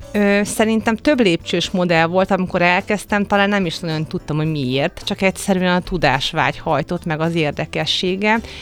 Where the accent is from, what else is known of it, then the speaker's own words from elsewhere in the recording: Hungary; milyen magyar vagyok